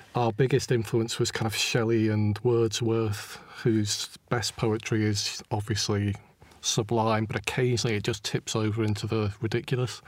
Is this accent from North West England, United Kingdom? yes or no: yes; Stockport, North West England, United Kingdom; moved away as an adult; also born or lived in Manchester / London; my hometown of Stockport, my original hometown anyway.